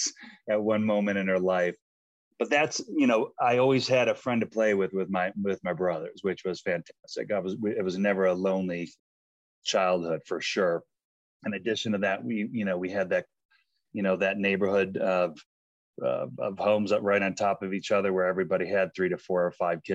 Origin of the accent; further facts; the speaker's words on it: North Tonawanda, New York, United States; moved away as an adult; now in Boulder, United States; I grew up in North Tonawanda, New York. It's outside of Buffalo, right in between Buffalo and Niagara Falls.